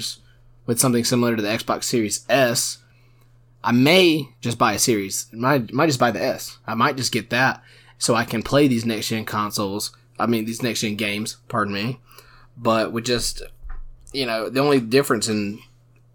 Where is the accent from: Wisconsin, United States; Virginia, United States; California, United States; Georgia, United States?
Georgia, United States; South; We went to a South Georgia high school.